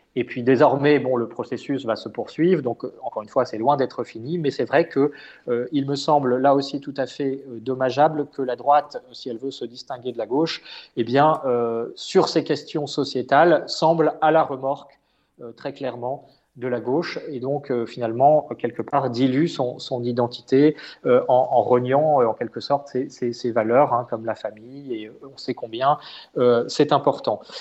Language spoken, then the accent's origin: French; France; en tant que Français